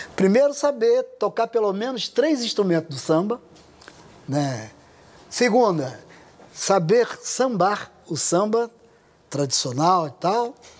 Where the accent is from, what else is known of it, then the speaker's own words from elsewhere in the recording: Rio de Janeiro, Brazil; eu nasci no Irajá, subúrbio rural na época que eu que eu nasci, é, até 26 anos de idade morei no Irajá